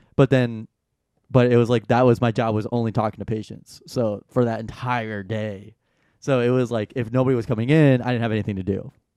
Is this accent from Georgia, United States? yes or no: yes; Atlanta, Georgia, United States; I'm from Atlanta